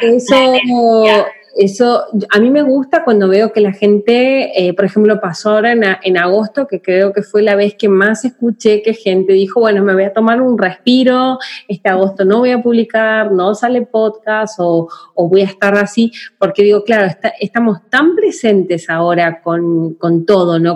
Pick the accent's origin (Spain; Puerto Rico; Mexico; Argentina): Argentina; moved away; yo nací en Argentina